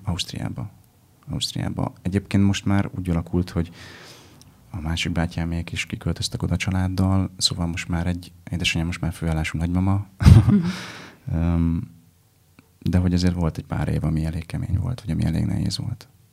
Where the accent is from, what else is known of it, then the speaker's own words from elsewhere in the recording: Vojvodina, Serbia; moved away as an adult; now in Budapest, Hungary; van egyfajta kötődésem Vajdasághoz